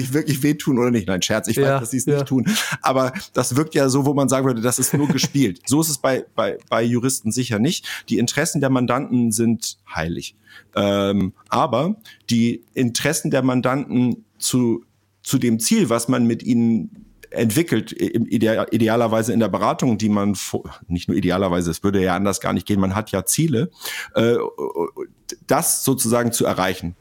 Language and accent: German; Kreis Pinneberg, Schleswig-Holstein, Germany; moved away as an adult; also born or lived in Hamburg; ich bin in Hamburg geboren, in Schleswig-Holstein aufgewachsen, dann aber zum Studium nach Hamburg